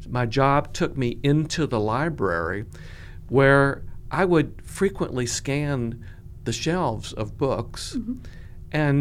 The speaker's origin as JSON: {"language": "English", "town": "Columbia", "region": "South Carolina", "country": "United States", "tie": "born or raised there", "also_born_or_lived": "Georgia / Florida / Baltimore, Maryland / Orlando, Florida", "said": "I grew up in Columbia, went to elementary, middle, and high school here"}